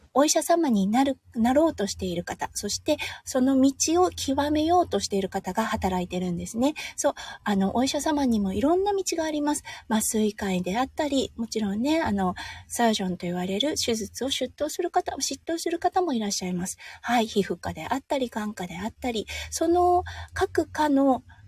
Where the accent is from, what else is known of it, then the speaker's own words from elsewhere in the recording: Tohoku, Japan; now in Australia; 東北出身なので